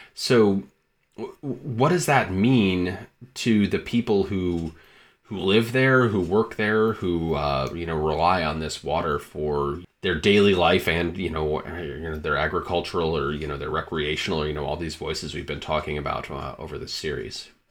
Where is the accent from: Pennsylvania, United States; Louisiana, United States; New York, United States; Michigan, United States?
Michigan, United States; moved away; also born or lived in Montana; was born and raised in Michigan